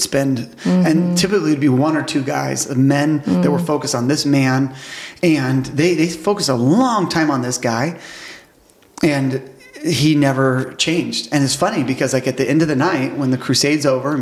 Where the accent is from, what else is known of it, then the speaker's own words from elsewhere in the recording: United States; being an American